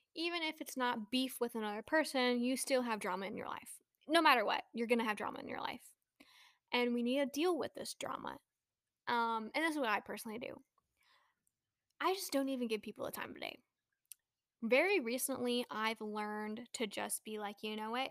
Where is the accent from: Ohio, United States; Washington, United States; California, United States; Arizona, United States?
California, United States; Bay Area; moved away; also born or lived in New Mexico / Texas; I grew up in the Bay Area